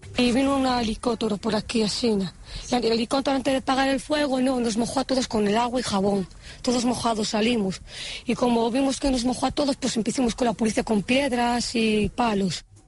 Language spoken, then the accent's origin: Catalan; Premià de Dalt, Catalonia, Spain; Jo soc de Premià de Dalt, aquí a l'altra banda de la muntanya